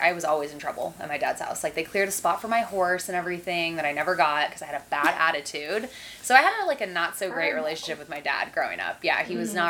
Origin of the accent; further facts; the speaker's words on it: El Cajon, California, United States; also born or lived in San Diego / Santee / Jamul; I was born in San Diego, grew up in El Cajon